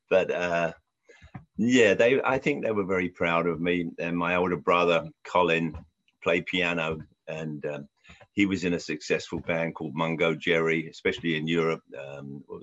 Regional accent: London, United Kingdom; moved away; I grew up in Southwest London and Central London.

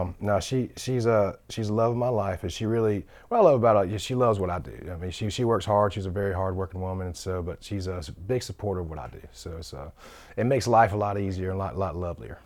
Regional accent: Sumter, South Carolina, United States; moved away as an adult; now in Nashville, United States; I wanted to shoot it back home in Sumter 'cause I just, there's authenticity of it. And so we shot it back home in my hometown

